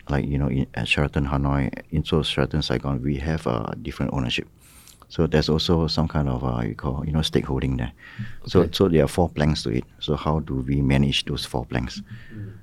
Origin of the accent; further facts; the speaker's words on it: Malaysia; moved away as an adult; now in Ho Chi Minh City, Vietnam; my home country, which is Malaysia